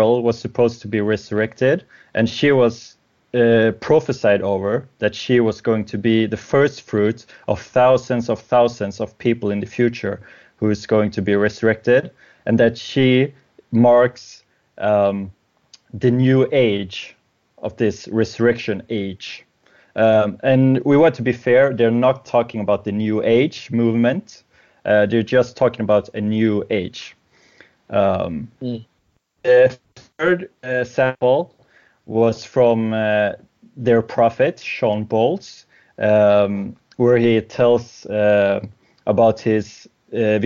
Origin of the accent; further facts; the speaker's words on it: Sweden; English is a second language; I'm from Sweden